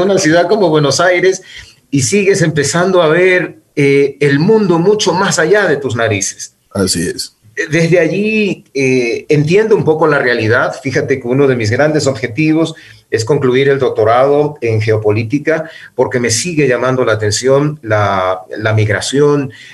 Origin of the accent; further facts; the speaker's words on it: Quevedo, Los Ríos, Ecuador; moved away as an adult; also born or lived in Guayaquil; now in Quito, Ecuador; yo nací en Guayaquil, luego por, por, motivos familiares tuvimos que trasladarnos a Quevedo, donde yo hice mi escuela primaria y el colegio